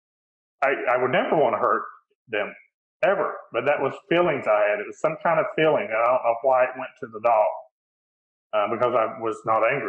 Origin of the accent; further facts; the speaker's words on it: East Tennessee, United States; I grew up in East Tennessee